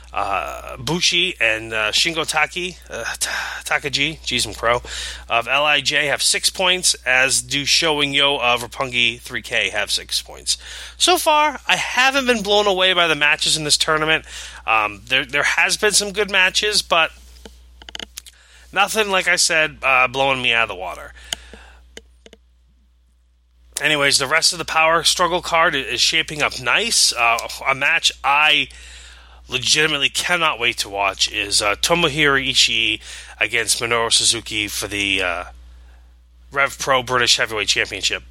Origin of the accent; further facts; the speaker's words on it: Maine, United States; Lewiston, Maine, my home state